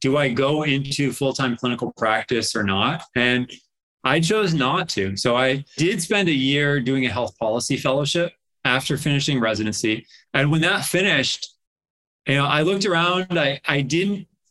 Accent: Massachusetts, United States; also born or lived in Mexico / Stanford, California; I grew up in Massachusetts.

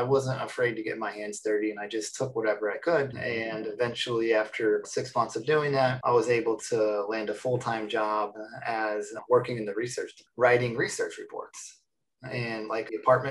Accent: Phoenix, Arizona, United States; I was born in Phoenix, Arizona

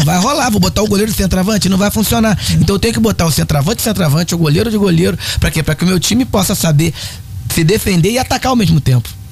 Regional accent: Guapimirim, Rio de Janeiro, Brazil; É, eu sou de Guapimirim. Sou de Guapimirim, nascido e criado em Guapimirim

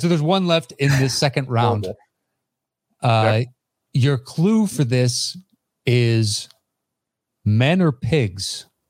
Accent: Tennessee, United States; born there; also born or lived in West Virginia / Kentucky; Listen, I lived in West Virginia for 8 years. Are you kidding me? And Kentucky. I was born in Tennessee.

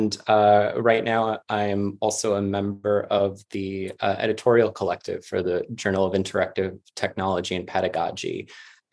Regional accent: New York City, New York, United States; moved away as an adult; also born or lived in Boston; now in Georgia, United States; I'm originally from Queens in New York City

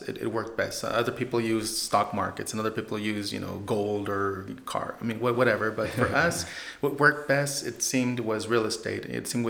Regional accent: Oregon, United States; moved away as an adult; now in San Antonio, United States; Well, I'm originally from Oregon

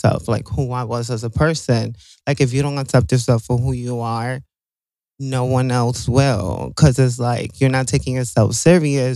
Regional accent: New York City, New York, United States; I'm from Brooklyn, New York.

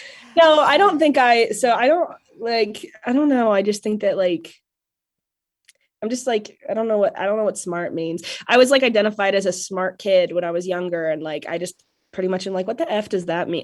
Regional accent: Ogallala, Nebraska, United States; moved away; I grew up in Oglala, Nebraska, which is a town of about five thousand on the western border of coastal Colorado

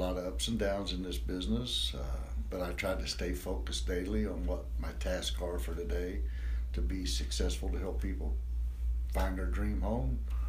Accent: New Miami, Ohio, United States; also born or lived in Hamilton, Ohio / Seven Mile, Ohio; Born and raised in New Miami. I moved to Hamilton probably in the late 90s.

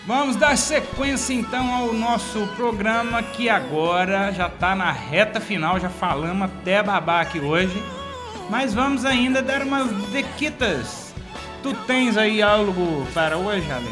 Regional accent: Divinópolis, Minas Gerais, Brazil; Somos de Divinópolis, Minas Gerais

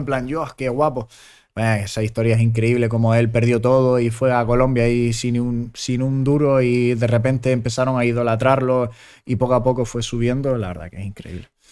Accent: Gran Canaria, Canary Islands, Spain; also born or lived in Germany; yo nací en Alemania, mi hermano también nació en Alemania, pero nos criamos aquí, nosotros no, nos sentimos canarios.

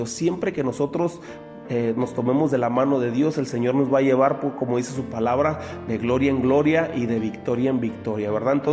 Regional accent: Mexico; Nosotros como, como eh, mexicanos que vivimos aquí en Baja California, pues conocemos la extensión territorial, ¿verdad?

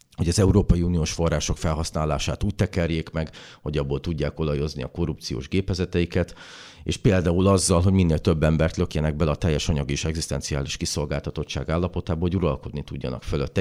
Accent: Békés, Hungary; ott az én szülőföldemen

